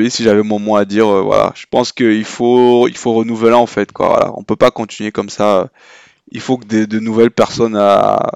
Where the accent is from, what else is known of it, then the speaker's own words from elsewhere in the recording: Yaoundé, Centre, Cameroon; on a grandi au Cameroun, moi je trouve quand j'ai grandi à Yaoundé